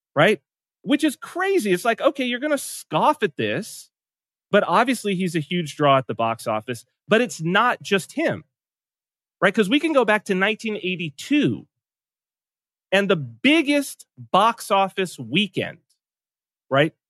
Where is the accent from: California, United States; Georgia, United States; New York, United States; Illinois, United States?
California, United States; San Bernardino; I was raised in San Bernardino, California